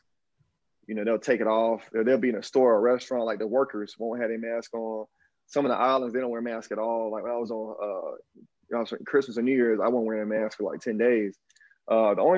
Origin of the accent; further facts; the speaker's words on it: Alabama, United States; accent: Southern drawl; moved away as an adult; now in Brazil; I'm from Alabama. And like, man, look, I'm from the Deep South. I didn't leave the Deep South until I was well into my 20s